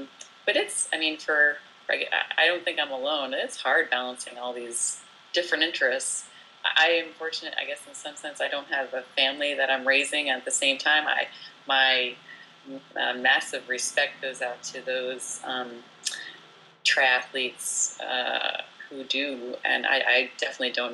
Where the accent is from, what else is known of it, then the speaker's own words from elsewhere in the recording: New Jersey, United States; moved away as an adult; also born or lived in France / Portland, Oregon; now in Pacific Northwest, United States; I was born in France and raised in New Jersey